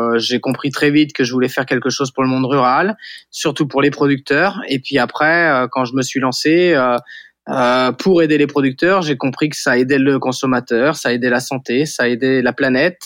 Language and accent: French; Saint-Jean-de-Monts, Pays de la Loire, France; also born or lived in Nantes; j'ai grandi à, Saint-Jean-de-Mont en Vendée, c'est sur la côte à, 45 minutes euh, d'ici de Nantes